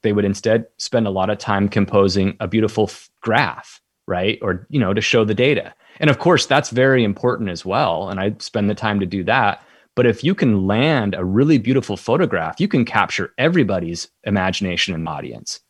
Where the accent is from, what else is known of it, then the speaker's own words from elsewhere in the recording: Colorado, United States; I grew up in Colorado